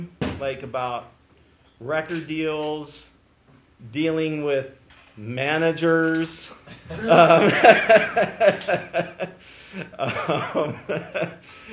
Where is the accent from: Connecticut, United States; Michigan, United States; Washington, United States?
Washington, United States; Seattle; we're here at Northwest University in Seattle, as you know, my hometown.